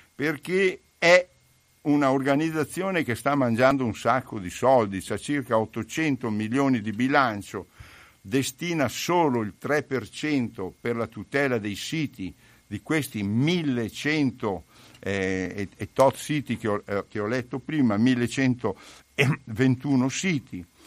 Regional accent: Pieve di Soligo, Veneto, Italy; moved away as an adult; also born or lived in Lombardy; Io sono di Pieve di Soligo, sono nato lì, ecco, ci ho vissuto fino a trent'anni

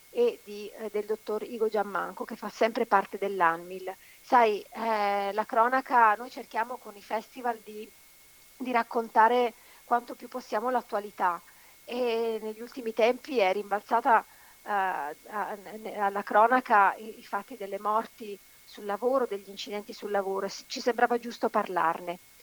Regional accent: Veneto, Italy; Io sono nata e cresciuta in Veneto, ma, eh, ho sotto i parenti, sì, in Calabria

